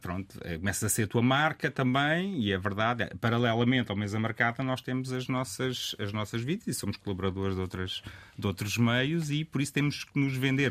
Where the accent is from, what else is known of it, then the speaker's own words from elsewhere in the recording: Rio Maior, Santarém District, Portugal; moved away as an adult; also born or lived in Lisbon; eu sou de Rio Maior